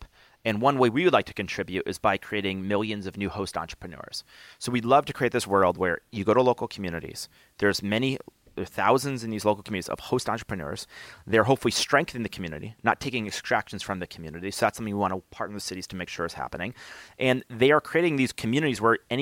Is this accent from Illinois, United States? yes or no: no; Albany, New York, United States; I grew up in Albany, New York